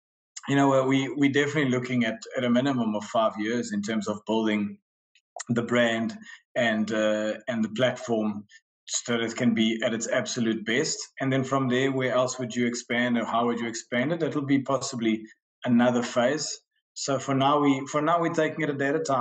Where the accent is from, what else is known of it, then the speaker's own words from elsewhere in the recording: Centro, Portugal; moved away; I was brought up in Portugal in a small town, small village right in the middle of the country. I arrived there, without parents